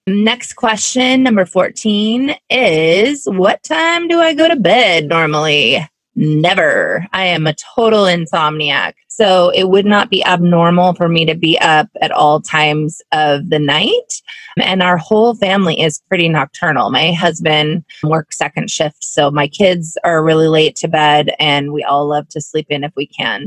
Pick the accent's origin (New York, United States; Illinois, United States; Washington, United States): Washington, United States; Carnation; now in Seattle, United States; I grew up in Carnation, Washington.